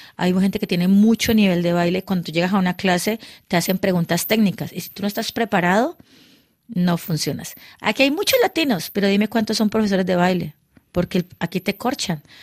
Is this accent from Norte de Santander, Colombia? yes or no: no; Cali, Valle del Cauca, Colombia; moved away as an adult; now in Paris, France; yo me fui de Cali